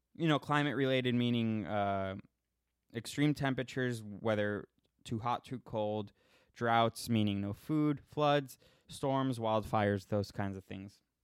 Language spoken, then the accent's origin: English; Florida, United States; I'm from Florida